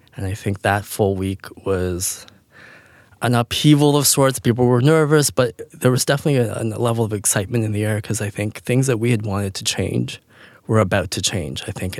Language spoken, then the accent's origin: English; Canada; moved away; I grew up in Canada and, uh, I come from a very small family